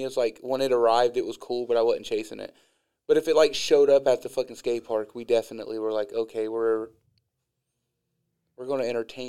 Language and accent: English; Midwest, United States; It's because I'm from the Midwest and I lived on the north side of one town.